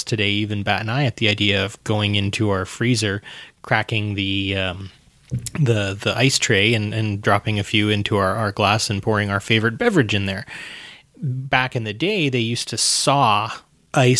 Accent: Alberta, Canada; we're from Alberta

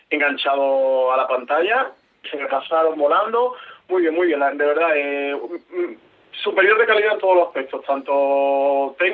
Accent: Spain; Sí, yo he visto como todo español

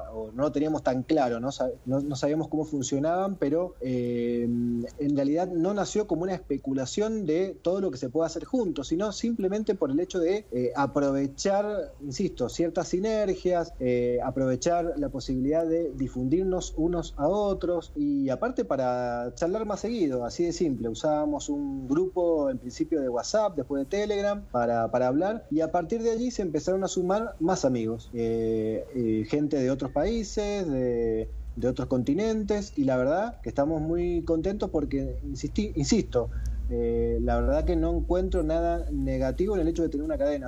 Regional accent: Mendoza, Argentina; Sebastián y yo somos de Mendoza, estamos a mil kilómetros de Buenos Aires

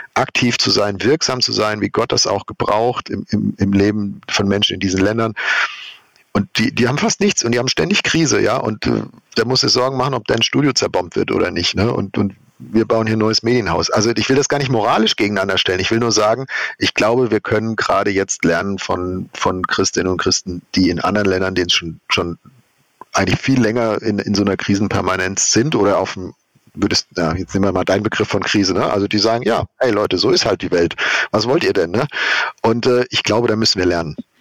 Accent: Germany; wir als Deutsche

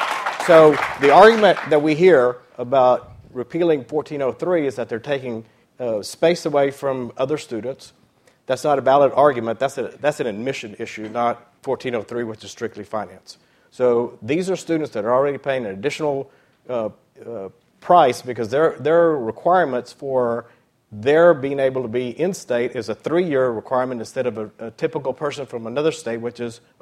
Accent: Cuba; now in United States; I came as an immigrant from Cuba, and I've had the opportunity to achieve the American dream, and I live it every day.

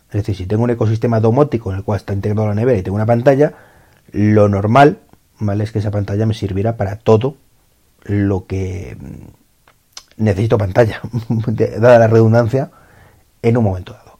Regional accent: Spain; en mi país

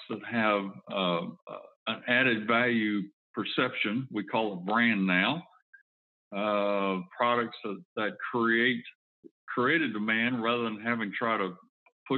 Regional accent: Foley, Alabama, United States; also born or lived in Fairhope, Alabama; I was actually born in Fairhope, but I grew up in Foley, which is just east of Fairhope

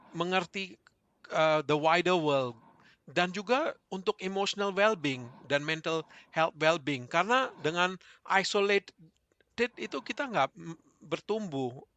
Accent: Indonesia; moved away as an adult; now in Melbourne, Australia; kami dari Indonesia itu punya waktu punya teman-teman dekat di Indonesia gitu. Begitu kami ke Melbourne, mempunyai keluarga

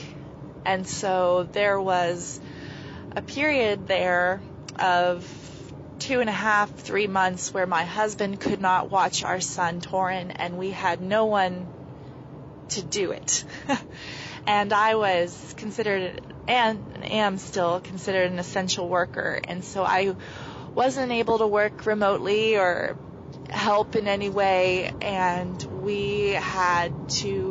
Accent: Pendleton County, West Virginia, United States; I am from Pendleton County, West Virginia

